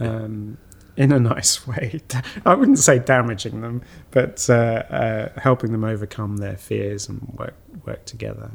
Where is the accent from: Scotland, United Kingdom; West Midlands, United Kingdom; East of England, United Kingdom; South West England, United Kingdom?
East of England, United Kingdom; St Ives; moved away as an adult; also born or lived in France; I was born in France, but I, I grew up in uh, just outside Cambridge